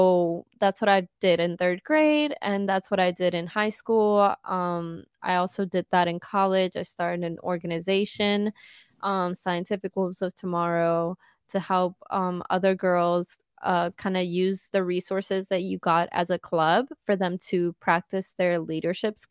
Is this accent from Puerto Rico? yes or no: yes; Caguas, Puerto Rico; I am a 23-year-old Sag from Caguas, Puerto Rico